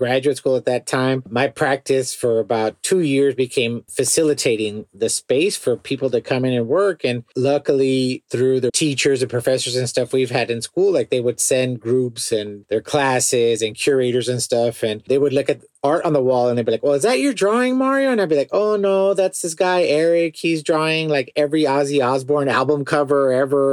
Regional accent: Los Angeles, California, United States; I grew up in the Port area of Los Angeles in a neighborhood called Wilmington

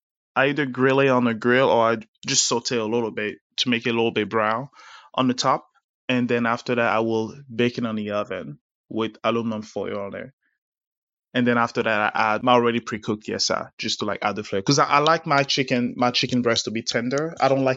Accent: Abidjan, Côte d’Ivoire; born there; because I was born in Abidjan. I was born in Côte d'Ivoire.

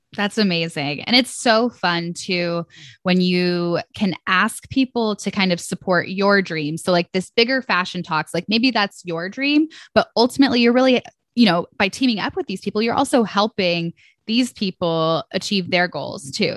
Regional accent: Ohio, United States; also born or lived in Atlanta; Ohio is my, you know, my home state and where I currently live.

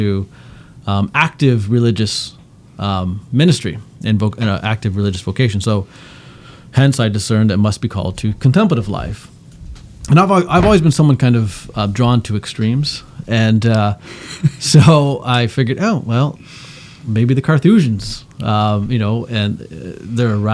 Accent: Canada; I grew up in Canada.

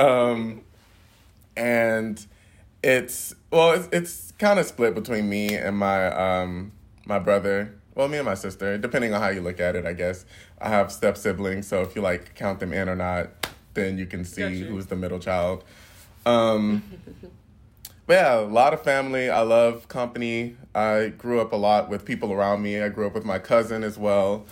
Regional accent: Houston, Texas, United States; I grew up in Houston

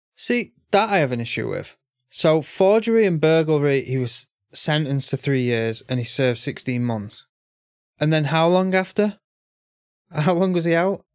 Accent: United Kingdom; I'm British, so I finished school at 16

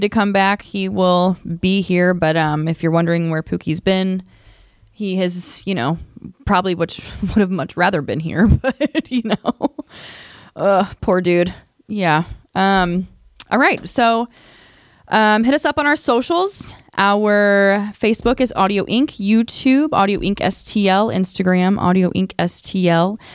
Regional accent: Lincoln County, Missouri, United States; I'm from Lincoln County

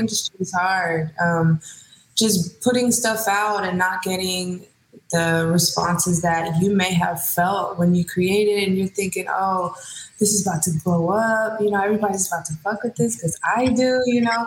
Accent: Hayward, California, United States; I am born and raised in the Bay Area. Stand up, Hayward to be exact

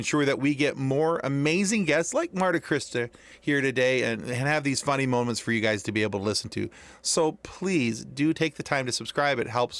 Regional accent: Midwest, United States; as Midwesterners.

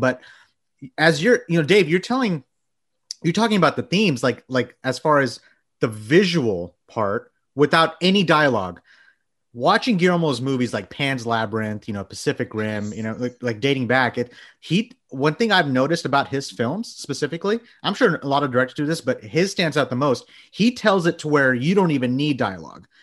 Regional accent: Bangladesh; moved away; I was born in Bangladesh

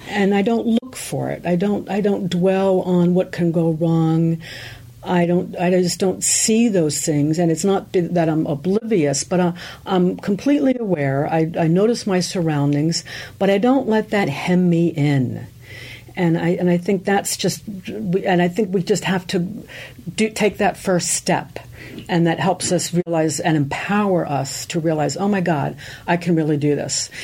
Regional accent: eastern shore of Maryland, United States; also born or lived in Germany; we grew up on the eastern shore of Maryland. We're actually immigrants from Germany, so I have a German heritage.

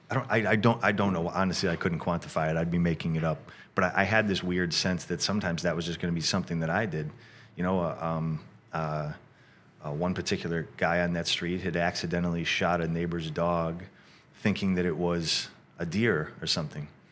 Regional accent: Rochester, New York, United States; moved away as an adult; also born or lived in Syracuse, New York / California; we grew up in a, in a suburb outside of Rochester

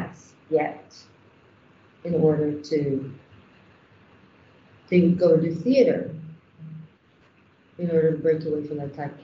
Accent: Israel; moved away as an adult; now in Nigeria; I come from Israel, so I also have that industry to look at.

